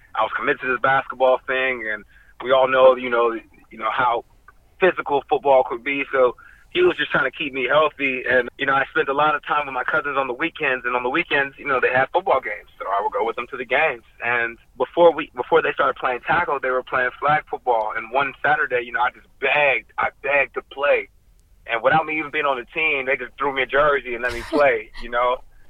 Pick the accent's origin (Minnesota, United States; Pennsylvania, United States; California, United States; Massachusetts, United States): California, United States; Ontario; now in Los Angeles, United States; I'm from Southern California, a suburb outside of L.A. called Ontario.